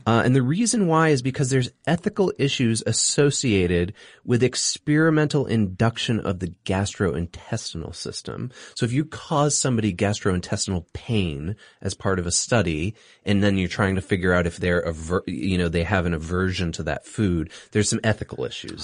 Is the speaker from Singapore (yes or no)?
yes; Singapore; moved away; I grew up in Singapore.